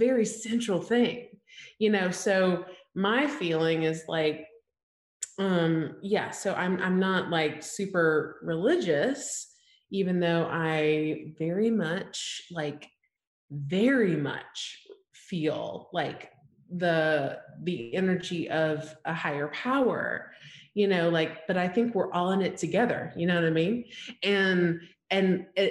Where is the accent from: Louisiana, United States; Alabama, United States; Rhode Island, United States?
Alabama, United States; I grew up in Alabama, small town, like 5,000 people